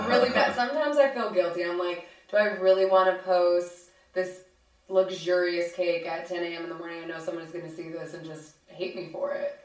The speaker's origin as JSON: {"language": "English", "region": "Texas", "country": "United States", "moved": "yes", "lives_now": "Los Angeles, United States", "said": "I'm from Texas"}